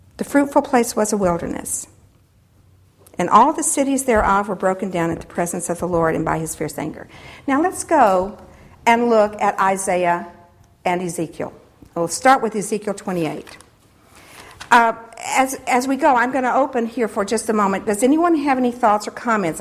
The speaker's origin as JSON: {"language": "English", "country": "United States", "said": "as Christians, and particularly as American Christians"}